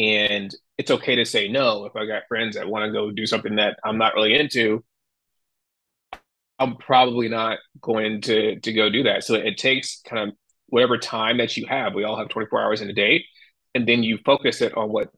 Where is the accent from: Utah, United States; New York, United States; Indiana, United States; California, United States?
New York, United States; Yeah, I'm from New York, and he's from a farm.